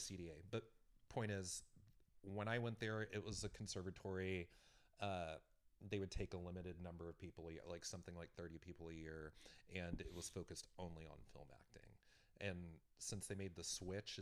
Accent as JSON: {"language": "English", "region": "West Texas", "country": "United States", "tie": "born or raised there", "also_born_or_lived": "New York", "moved": "yes", "said": "West Texas"}